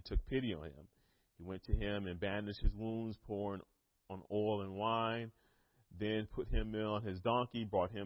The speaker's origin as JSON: {"language": "English", "region": "North Carolina", "country": "United States", "said": "I am from North Carolina"}